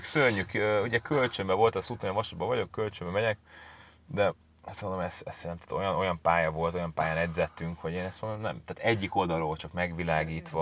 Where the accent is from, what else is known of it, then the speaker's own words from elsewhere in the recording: Budapest, Hungary; moved away as an adult; also born or lived in England; én Akvinkumon nőttem fel